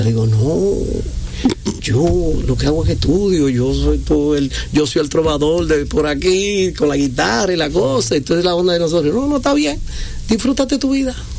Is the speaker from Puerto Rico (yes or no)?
no; Hato Mayor del Rey, Hato Mayor, Dominican Republic; Soy de Atomayor, de la ciudad cítrica, el centro del este.